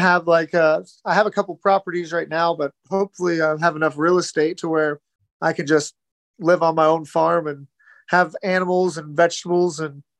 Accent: Kansas, United States; I'm from Kansas. There's no oceans. There's hardly any lakes.

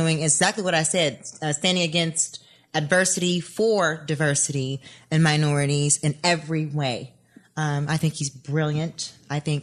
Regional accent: Tennessee, United States; I grew up in Tennessee, so with all my Black family, Southern cooking is like, obviously

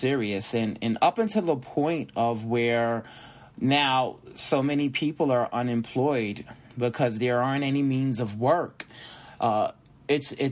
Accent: New York City, New York, United States; moved away; where I was born and raised, I was born in Brooklyn, Kings County Hospital

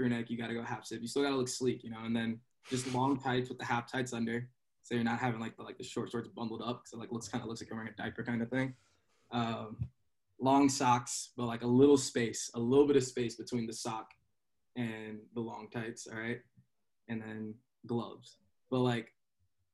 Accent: South Texas, United States; moved away as an adult; also born or lived in Los Angeles / New York City; now in Pennsylvania, United States; I'm originally from South Texas, so it's a little more spread out down there

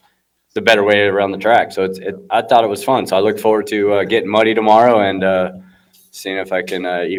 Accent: Reno, Nevada, United States; also born or lived in California; I'm from Reno, Nevada and California

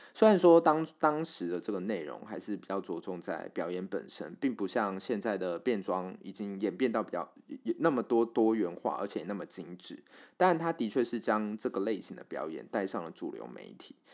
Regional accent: Kaohsiung, Taiwan; 也是来自高雄，我也是高雄人

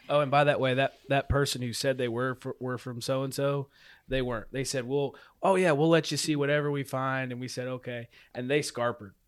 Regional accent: LaGrange, Tennessee, United States; I'm from LaGrange, Tennessee, and that's a known Civil War area.

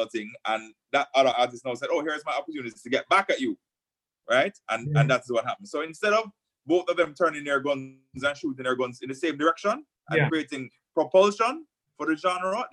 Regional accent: Jamaica; as a Jamaican

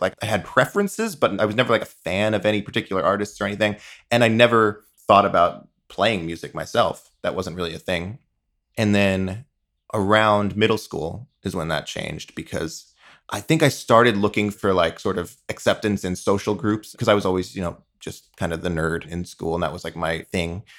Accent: eastern Long Island, New York, United States; born and raised on eastern Long Island, just shy of the Hamptons

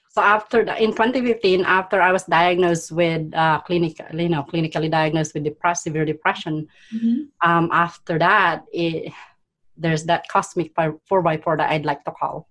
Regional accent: Philippines; now in Canada; I was born in poverty in the Philippines. I was the eldest of five siblings.

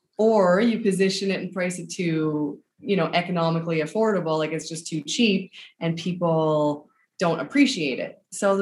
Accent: Newfoundland and Labrador, Canada; moved away as an adult; But I left Newfoundland when I was 19

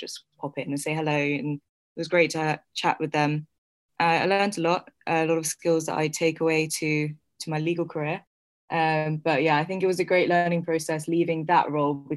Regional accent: London, United Kingdom; also born or lived in New York; So I was actually born in New York. I moved to London when I was less than a year old. So I grew up in London.

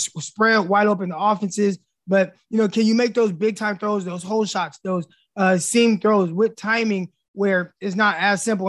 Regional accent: California, United States; moved away as an adult; now in Arkansas, United States; I'm from California. I just moved out here

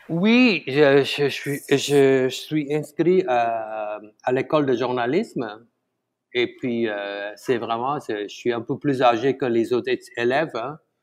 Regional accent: Malaysia; born or raised there; first language Tamil; French is a second language; moved away as an adult; now in Montreal, Canada

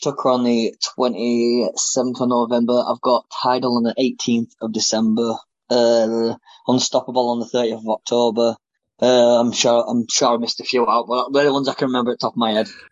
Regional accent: Bradford, Yorkshire and the Humber, United Kingdom; in Bradford, my hometown.

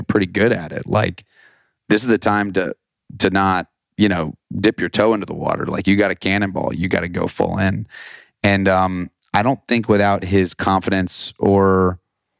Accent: Austin, Texas, United States; growing up in Austin, there was, you know, there was a theater program, it's called Austin Musical Theater

